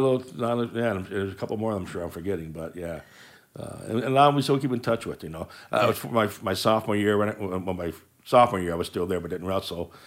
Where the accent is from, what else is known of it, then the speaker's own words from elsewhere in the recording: Willowick, Ohio, United States; I, I grew up in Willowick